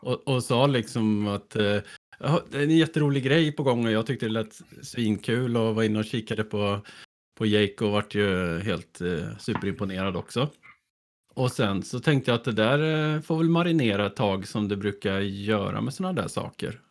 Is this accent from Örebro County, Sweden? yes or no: yes; Hällefors, Örebro County, Sweden; also born or lived in Östergötland; från början är jag från Östergötland, men jag var ju bara fem år när vi flyttade därifrån upp till, eh, till ett litet ställe som heter Hällefors, som ligger i Bergslagen